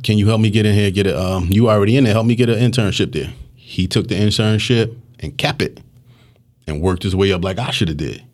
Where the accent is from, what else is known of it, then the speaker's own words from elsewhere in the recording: Philadelphia, Pennsylvania, United States; I'm mostly from Knightstown and Hunting Park